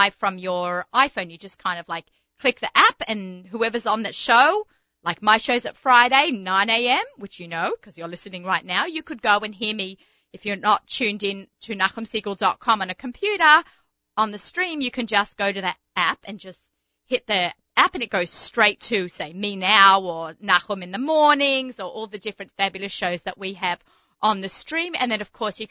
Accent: Australia; accent: Australian; moved away; the Aussie gourmet because, you know, the accent

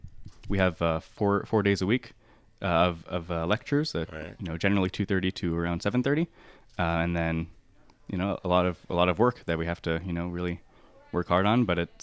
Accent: Houston, Texas, United States

